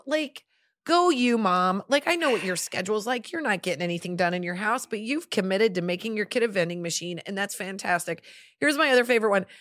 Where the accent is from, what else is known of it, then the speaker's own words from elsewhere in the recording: Nebraska, United States; when we were growing up in Nebraska